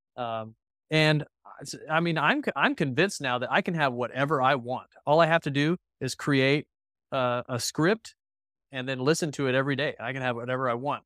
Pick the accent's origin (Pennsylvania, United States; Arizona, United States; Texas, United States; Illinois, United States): Texas, United States; Texas Panhandle, United States; growing up in the Texas Panhandle